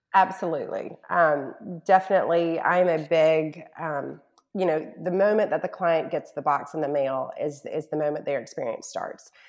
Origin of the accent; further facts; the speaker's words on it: Charlotte, North Carolina, United States; also born or lived in Mississippi / New York; now in Shreveport, United States; I'm from North Carolina, born and raised in Charlotte, and by way of Mississippi and New York, have ended up in my husband's hometown of Shreveport, Louisiana